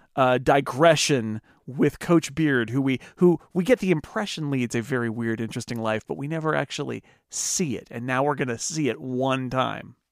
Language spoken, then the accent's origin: English; United States; as an American